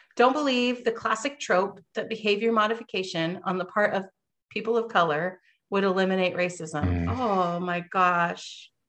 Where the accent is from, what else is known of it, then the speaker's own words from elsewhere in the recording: Vancouver, Washington, United States; I grew up in Vancouver, Washington